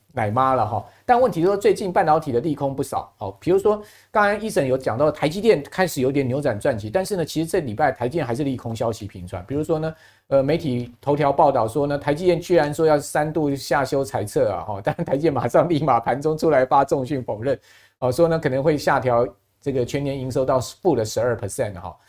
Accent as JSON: {"language": "Chinese", "country": "Taiwan", "said": "我们身为台湾人"}